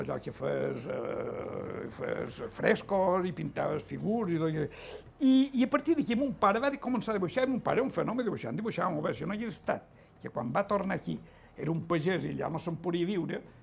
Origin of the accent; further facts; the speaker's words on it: Es Llombards / Concos, Mallorca, Balearic Islands, Spain; jo vaig néixer aquí als Concos